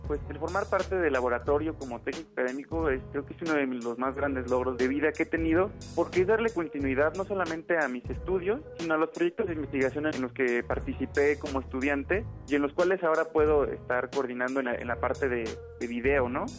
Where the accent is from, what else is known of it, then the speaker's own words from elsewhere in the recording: Morelia, Michoacán, Mexico; also born or lived in Buenos Aires; soy de Morelia y tengo 26 años